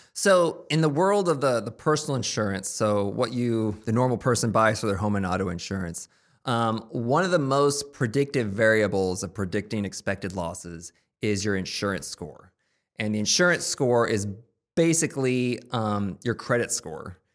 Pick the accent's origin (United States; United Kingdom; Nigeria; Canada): United States; Topeka, Kansas; moved away as an adult; also born or lived in Chicago; now in Kansas City, United States; I'm from Topeka originally